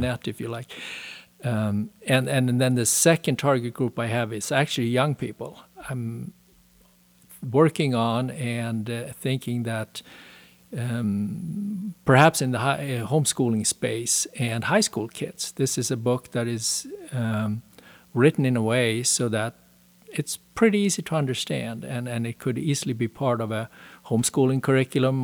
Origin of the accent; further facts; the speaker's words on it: Sweden; moved away as an adult; also born or lived in Denmark / Switzerland; now in United States; I was born and raised in Sweden, spent my first thirty years there.